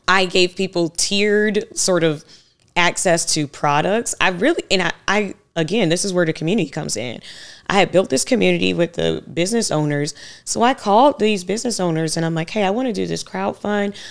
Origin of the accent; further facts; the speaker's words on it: Savannah, Georgia, United States; I grew up in Savannah, Georgia.